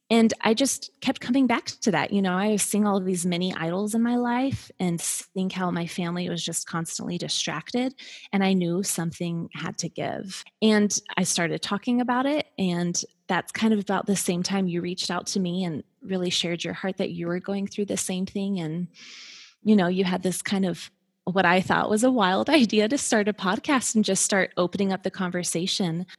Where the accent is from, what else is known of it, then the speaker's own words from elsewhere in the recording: Colorado, United States; moved away as an adult; now in Atlanta, United States; we moved from Colorado, it's kind of where we met, where we grew up